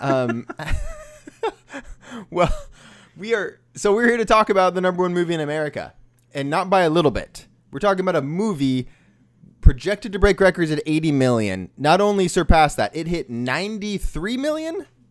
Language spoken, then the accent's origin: English; Sacramento, California, United States; we're from Sacramento